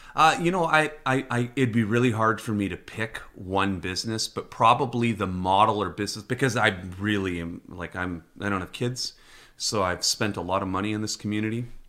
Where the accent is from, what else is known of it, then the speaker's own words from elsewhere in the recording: British Columbia, Canada; as a Canadian, as a resident of B C